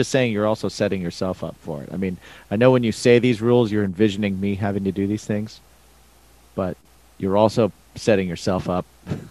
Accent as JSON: {"language": "English", "region": "Indiana", "country": "United States", "said": "we're both from Indiana."}